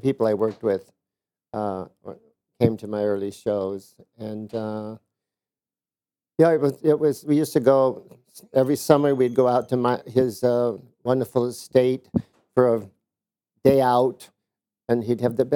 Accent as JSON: {"language": "English", "region": "Indiana", "country": "United States", "tie": "born or raised there", "moved": "yes", "said": "We're from Indiana, a small town"}